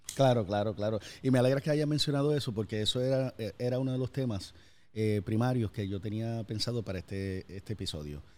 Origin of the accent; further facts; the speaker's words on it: Puerto Rico; moved away; also born or lived in United States; que soy de Puerto Rico, me fui, regresé